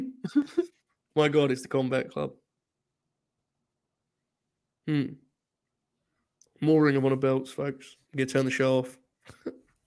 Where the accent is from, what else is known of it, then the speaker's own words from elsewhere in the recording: United Kingdom; I'm British.